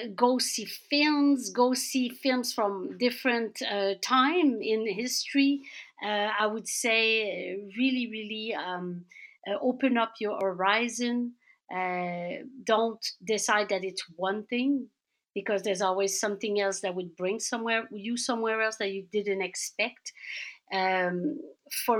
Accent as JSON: {"language": "English", "town": "Laval", "region": "Quebec", "country": "Canada", "tie": "born or raised there", "said": "I grew up in suburbia in Laval"}